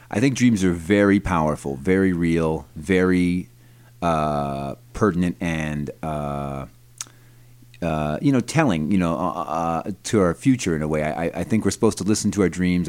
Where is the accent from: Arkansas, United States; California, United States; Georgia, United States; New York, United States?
New York, United States; Brighton; also born or lived in Rochester, New York; I grew up in Brighton, New York, which is a little, you know, kinda rich suburb of Rochester